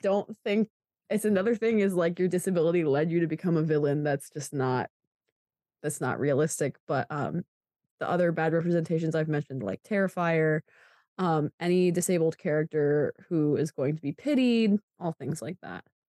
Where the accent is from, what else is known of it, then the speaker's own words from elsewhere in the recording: Pennsylvania, United States; I'm from Pennsylvania